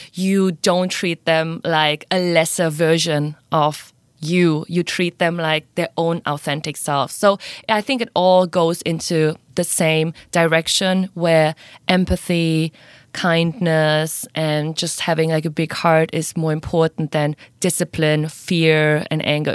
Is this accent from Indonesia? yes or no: yes; Indonesia; moved away as an adult; now in Singapore; I'm originally from Indonesia, half German, half Indonesian, but I've been living now in Singapore for four years.